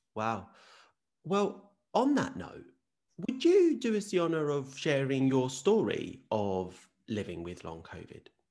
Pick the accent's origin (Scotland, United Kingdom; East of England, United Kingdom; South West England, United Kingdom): East of England, United Kingdom; Essex; I'm also Southeast, but I'm Essex. I'm not Kent. There is variety in those accents